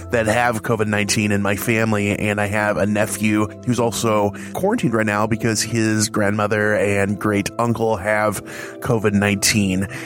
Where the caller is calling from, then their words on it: Chicago, Illinois, United States; I am coming from Chicagoland in my quarantine bunker, also known as my house.